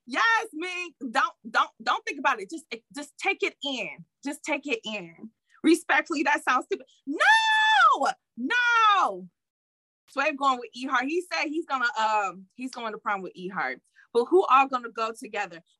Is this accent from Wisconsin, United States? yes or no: no; Detroit, Michigan, United States; However, I know I'm from Detroit, so that's how we get down.